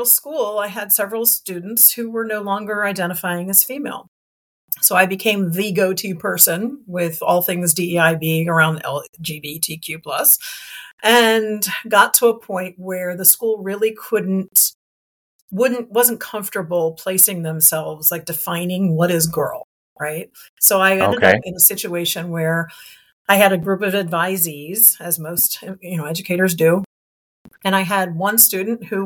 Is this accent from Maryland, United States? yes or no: yes; Montgomery County, Maryland, United States; also born or lived in Wilmington, Delaware; I moved back to Montgomery County, Maryland, which was my hometown